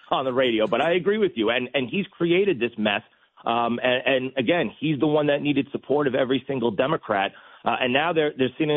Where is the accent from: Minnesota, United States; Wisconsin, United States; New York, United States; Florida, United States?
New York, United States; as a New Yorker, as a retired NYPD detective